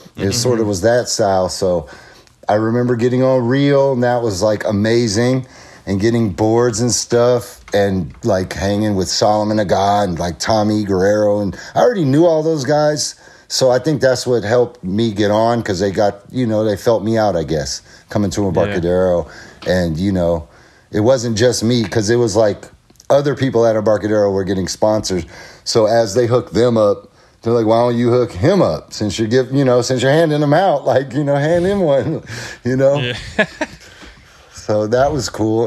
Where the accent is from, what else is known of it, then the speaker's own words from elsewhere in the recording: El Cerrito, California, United States; I grew up in a town called El Cerrito, California, which is like in the East Bay